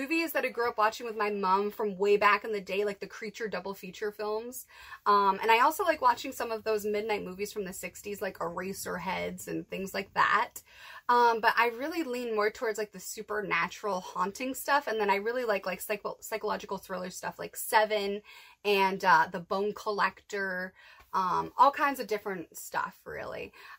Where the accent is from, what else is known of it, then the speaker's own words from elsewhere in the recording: East Coast, United States; Growing up on the East Coast, it's not hard to be cold.